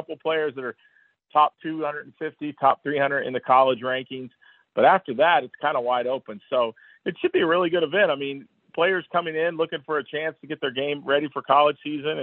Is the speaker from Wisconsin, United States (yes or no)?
no; Bloomington, Indiana, United States; born or raised there